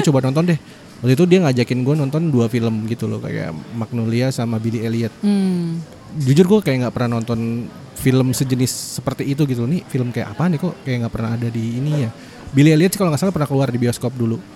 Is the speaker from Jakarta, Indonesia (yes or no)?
yes; Jakarta, Indonesia; Kan gua, eh, kecilnya tuh di Jakarta Timur